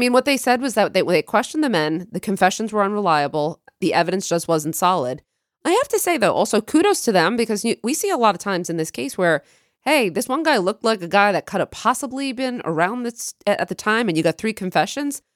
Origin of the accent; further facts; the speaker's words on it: Long Island, New York, United States; we grew up on Long Island